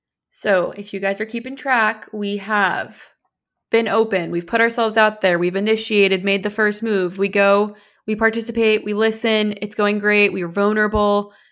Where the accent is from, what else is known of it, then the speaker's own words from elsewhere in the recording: New Hampshire, United States; You're like, no way, I'm from New Hampshire.